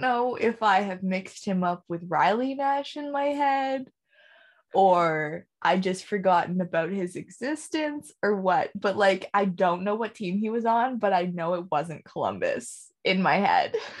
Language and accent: English; Canada; as a Canadian